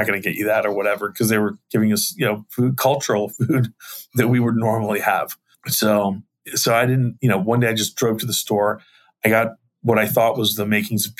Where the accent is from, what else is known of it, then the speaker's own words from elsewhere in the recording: Arlington, Virginia, United States; I was born and raised in Arlington, Virginia